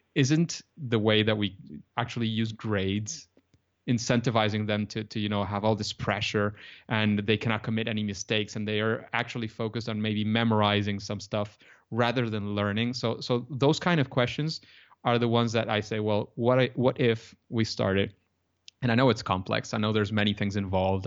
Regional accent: Venezuela; English is a second language; I come from Venezuela. I'm I'm from Latin America

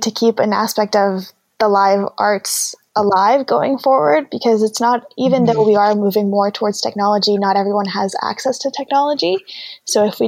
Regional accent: Colombia; now in Canada; We're from Colombia, so we have a very different outlook and the arts are very important to us

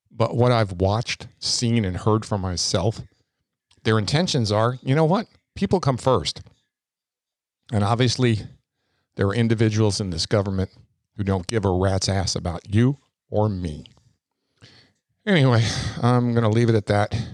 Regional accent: New York, United States; And I came from New York

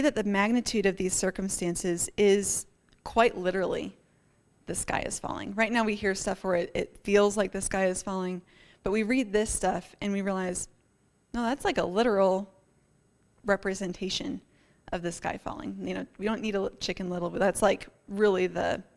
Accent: Northeast, United States; now in Colorado, United States; I grew up in the Northeast, so we're quite familiar with, you know, blizzards and nor'easters and squalls

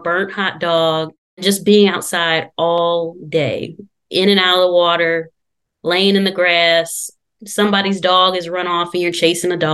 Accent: Detroit, Michigan, United States; now in Louisiana, United States; I am not originally from Louisiana. I am from Detroit, Michigan

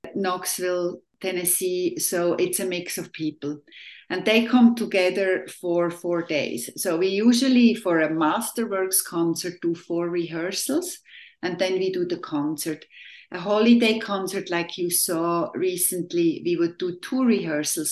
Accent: Switzerland; now in Tri-Cities, United States; I was born and raised in Switzerland in a little village of, at that time, I think about 1,800 people.

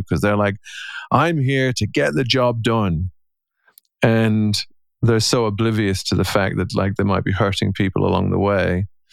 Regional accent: Ireland; I'm an Irishman and I'm a husband and a father and I'm a coach.

